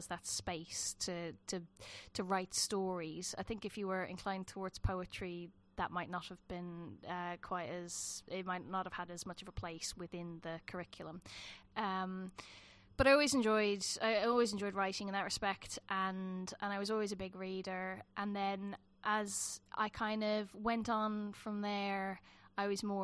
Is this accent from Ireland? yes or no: yes; Dublin, Leinster, Ireland; moved away as an adult; also born or lived in south of Ireland; now in England; I grew up in Dublin, more or less. We lived in the further south in Ireland until I was about four, and then we moved to Dublin